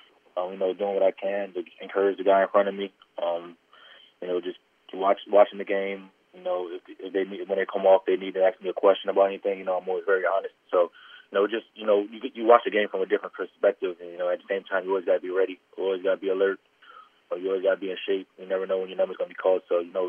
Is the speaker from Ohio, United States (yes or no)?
no; Albany, New York, United States; Yeah, you know, I grew up in Albany, New York.